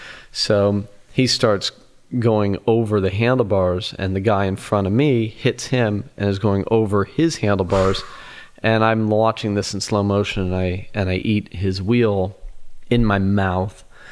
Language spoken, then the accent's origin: English; Colorado, United States; I grew up racing in Colorado, and it's just has been in my DNA.